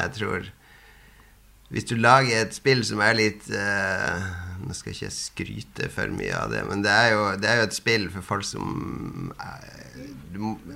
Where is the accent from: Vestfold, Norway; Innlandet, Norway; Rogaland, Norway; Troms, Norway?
Troms, Norway; Harstad; moved away; plugga alltid den opp når jeg var hjemme i Harstad